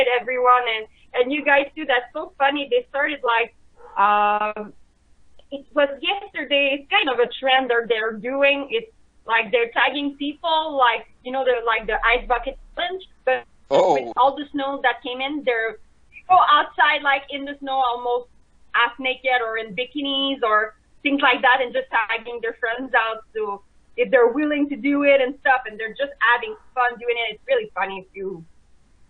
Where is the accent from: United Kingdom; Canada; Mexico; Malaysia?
Canada; Montreal, Quebec; we're from Montreal, Quebec, Canada.